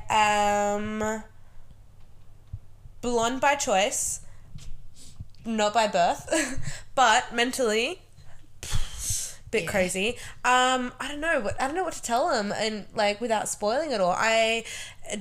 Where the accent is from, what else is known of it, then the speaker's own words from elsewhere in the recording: Sydney, New South Wales, Australia; now in Wollongong, Australia; I'm from the burbs of Western Sydney.